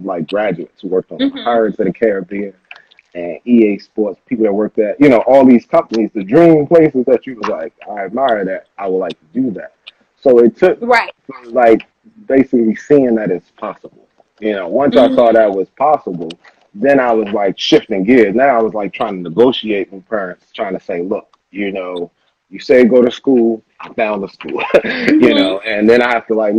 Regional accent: Baltimore, Maryland, United States; I grew up in Baltimore City. And so in Baltimore, Maryland

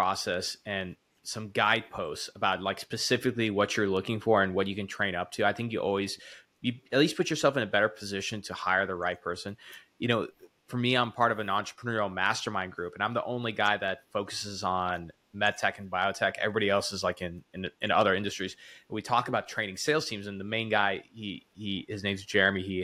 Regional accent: the South, United States; I'm from the South

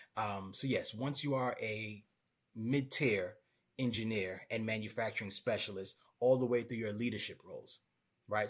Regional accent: Brooklyn, New York, United States; moved away; I'm originally from Brooklyn, New York

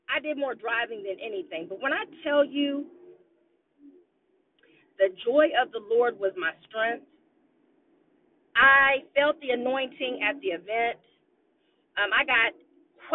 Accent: Austin, Texas, United States; I'm an Austinite. I was born and raised in Austin, Texas

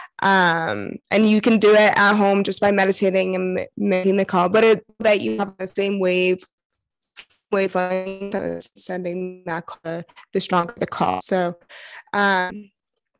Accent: New York City, New York, United States; I'm originally from New York City, Brooklyn area

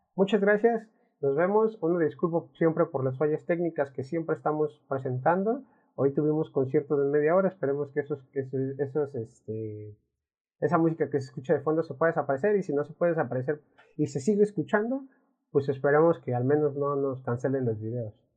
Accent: Mexico; al menos aquí en México, y hablamos de México porque somos de México

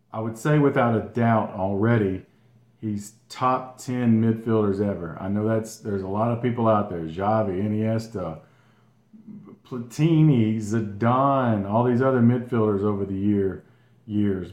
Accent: Gardendale, Alabama, United States; Gardendale, Alabama, my hometown, uh, just north of Birmingham.

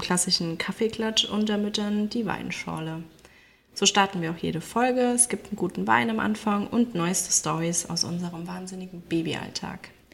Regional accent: Rhineland-Palatinate, Germany; Wir kommen aus der Pfalz

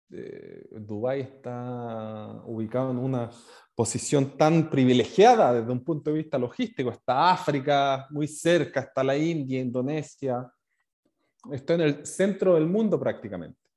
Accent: Chile; moved away; also born or lived in New Zealand; Yo eh, hace 13 años ya me fui a Nueva Zelanda eh, desde Chile a buscar una, una nueva vida, aprender sobre una nueva cultura, aprender inglés.

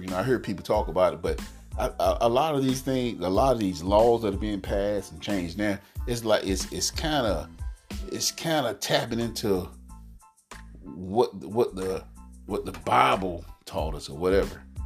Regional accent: United States; I'm African American

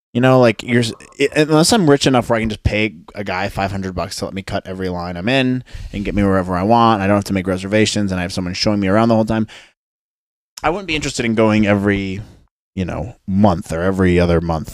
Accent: United States

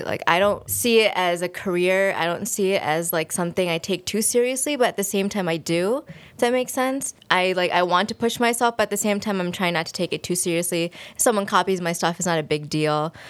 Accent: United States; growing up in America

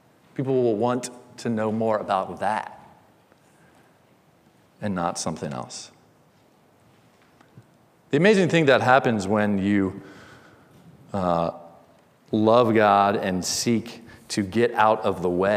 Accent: Indiana, United States; born or raised there

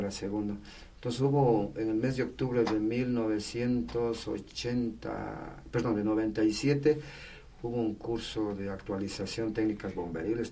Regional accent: Patate, Tungurahua, Ecuador; Yo soy de Patati

